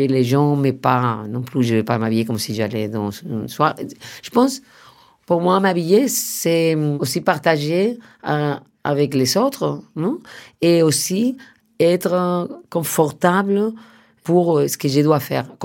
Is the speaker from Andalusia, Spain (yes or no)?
no; Madrid, Community of Madrid, Spain; moi je venais de Madrid, lui travaillait déjà avec Pedro Almodóvar et, il était un peu dans la famille espagnole